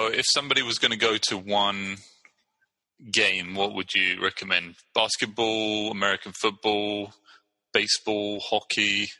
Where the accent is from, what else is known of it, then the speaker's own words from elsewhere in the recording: Brighton, South East England, United Kingdom; now in San Leandro, United States; I'm from Brighton, England, and I'm living in San Leandro, California.